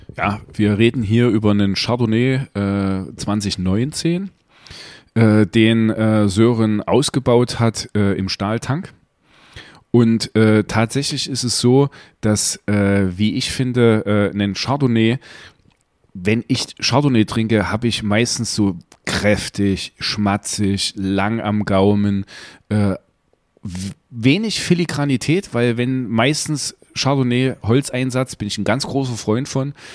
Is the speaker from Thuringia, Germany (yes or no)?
yes; Gera, Thuringia, Germany; hier in Gera, wo du gerade bist, äh, meiner Heimatstadt